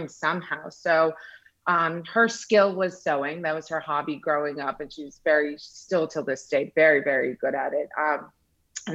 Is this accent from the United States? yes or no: yes; United States; also born or lived in Iran; I immigrated to the US around the age of 7